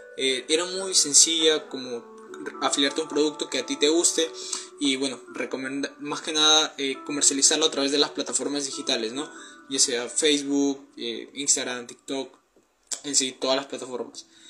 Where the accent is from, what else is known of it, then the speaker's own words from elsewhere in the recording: Peru; tengo 19 años, soy de Perú